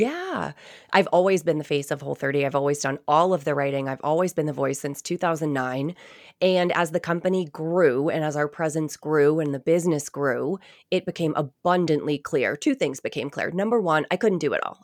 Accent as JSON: {"language": "English", "town": "Nashua", "region": "New Hampshire", "country": "United States", "tie": "born or raised there"}